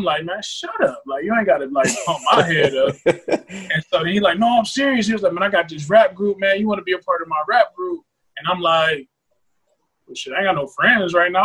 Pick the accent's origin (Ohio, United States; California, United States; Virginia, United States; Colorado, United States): Ohio, United States; Cleveland; I'm from Cleveland, Ohio